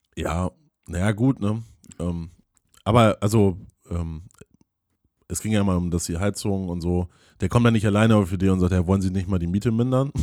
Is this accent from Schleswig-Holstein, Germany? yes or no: yes; a village near Flensburg, Schleswig-Holstein, Germany; ich habe ja da auf dem Dorf gelebt